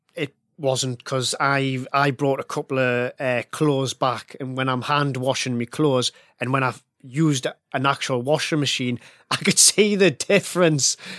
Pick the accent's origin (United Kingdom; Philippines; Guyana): United Kingdom; Northern England; I grew up in the nineties and early two thousands, and I come from a, a, a northern working class family. My dad was a miner.